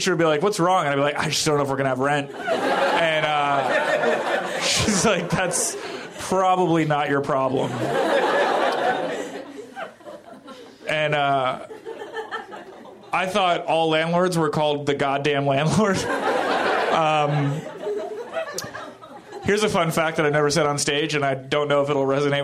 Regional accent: Philadelphia, Pennsylvania, United States; I was born in Philadelphia.

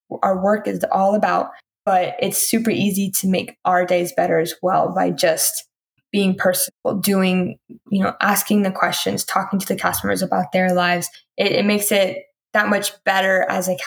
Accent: Houston, Texas, United States; moved away; people that have literally lived a street down from my house back in Houston

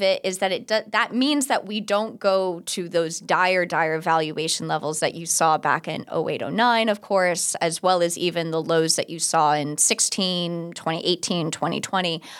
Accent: Orlando, Florida, United States; I'm from Orlando, and there used to be a liquor store near my house

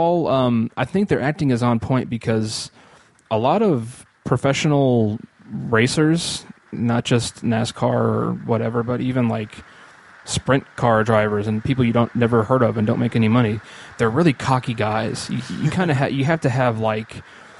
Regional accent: Speedway, Indiana, United States; growing up in Speedway, racing, love racing

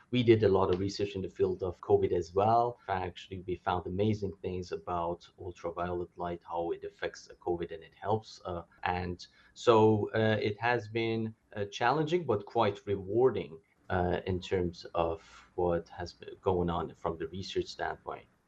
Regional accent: Calgary, Alberta, Canada; moved away as an adult; also born or lived in Edmonton; now in Los Angeles, United States; I'm from Calgary, uh, and I did training in Edmonton as well

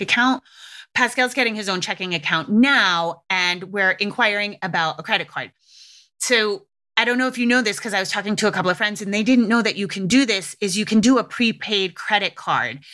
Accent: New England, United States; I grew up in New England

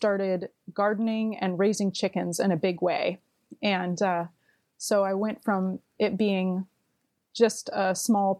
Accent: Port Townsend, Washington, United States; moved away as an adult; I grew up in Port Townsend, Washington, so Jefferson County

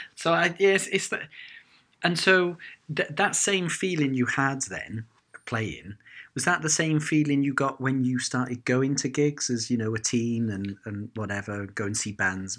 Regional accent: Cardiff, Wales, United Kingdom; growing up in Cardiff

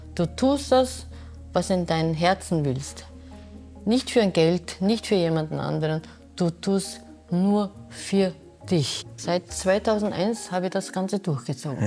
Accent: Busan, South Korea; German is a second language; moved away as an adult; now in Vienna, Austria; Ich bin in Korea, in Busan geboren

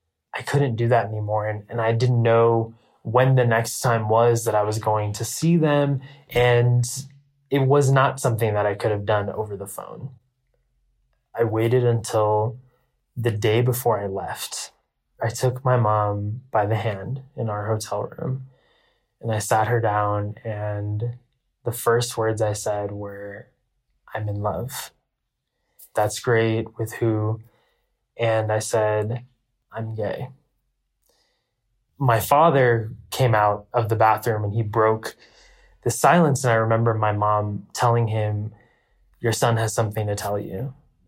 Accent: India; The first is me being Indian. The Indian culture is a culture full of taboos.

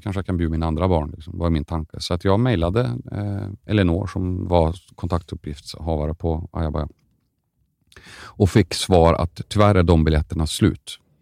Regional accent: Karlstad, Värmland, Sweden; jag är från Karlstad

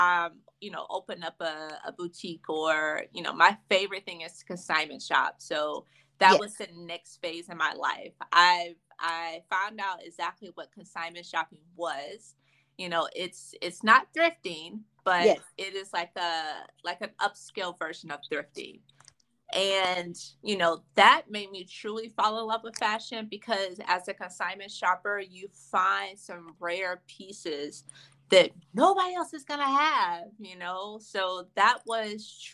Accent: Atlanta, Georgia, United States; I'm from Atlanta. Born and raised? Yes

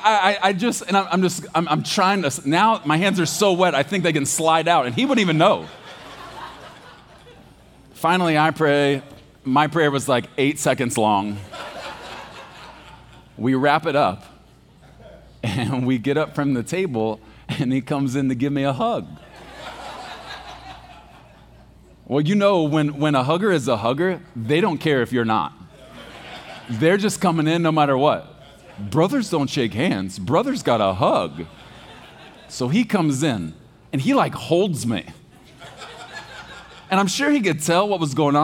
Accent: Texas, United States; I was born in Texas. Like, we eat red meat with our cereal in the morning.

